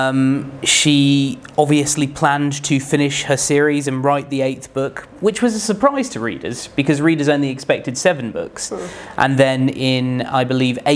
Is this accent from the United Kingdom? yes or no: yes; United Kingdom; I'm British